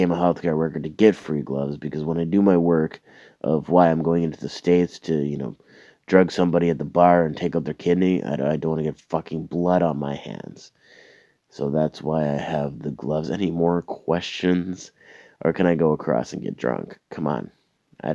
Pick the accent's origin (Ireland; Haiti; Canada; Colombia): Canada; Where are you from? Canada.